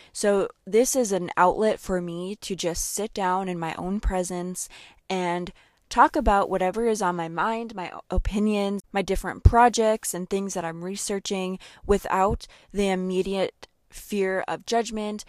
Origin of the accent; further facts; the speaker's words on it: Seward, Minnesota, United States; my hometown of Seward.